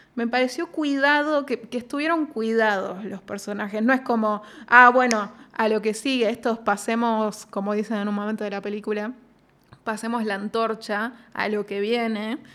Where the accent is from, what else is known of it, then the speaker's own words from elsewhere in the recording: Zárate, Buenos Aires Province, Argentina; Yo digo Zárate, yo soy Zárate